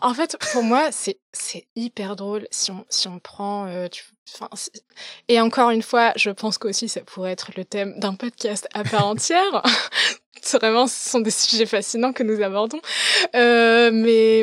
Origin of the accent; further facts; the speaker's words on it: Paris, Île-de-France, France; moved away as an adult; also born or lived in London; je suis née, je suis née, j'ai grandi à Paris